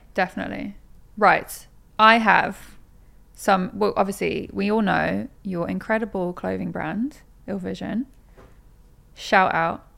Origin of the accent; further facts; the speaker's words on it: Norwich, East of England, United Kingdom; moved away as an adult; also born or lived in Manchester; now in London, United Kingdom; I am from Norwich, but I'd moved from Manchester 'cause I was at uni there